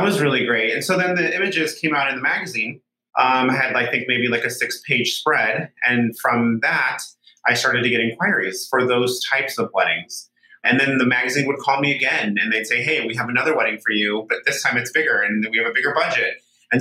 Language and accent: English; Solvang, California, United States; also born or lived in San Francisco; this small little town called Solvang, which is where I grew up in California